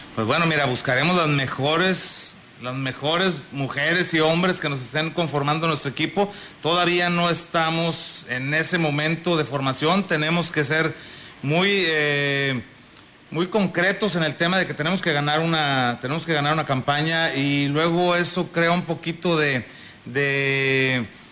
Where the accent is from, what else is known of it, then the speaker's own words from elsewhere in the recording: Ciudad Valles, San Luis Potosí, Mexico; somos de Valles